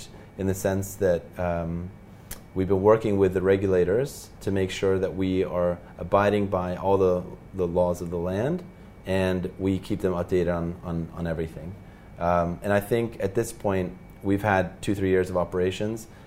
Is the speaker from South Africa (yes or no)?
no; Norway; moved away as an adult; now in Dubai, United Arab Emirates; So I'm from Norway